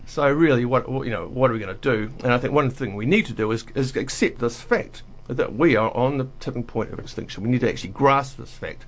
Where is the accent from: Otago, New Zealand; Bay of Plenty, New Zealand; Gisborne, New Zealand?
Otago, New Zealand; Dunedin; moved away as an adult; also born or lived in Wellington; my hometown of Dunedin